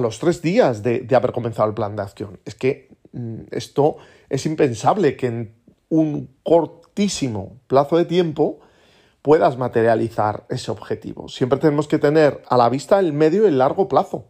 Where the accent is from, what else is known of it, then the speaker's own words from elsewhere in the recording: Aragon, Spain; como buen aragonés